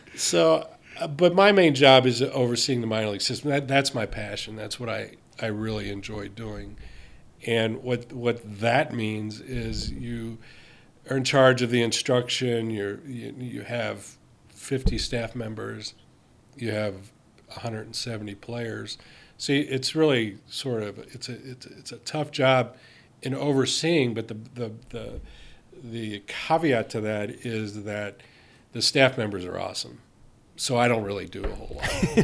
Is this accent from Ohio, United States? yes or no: yes; Cincinnati, Ohio, United States; I grew up in Cincinnati.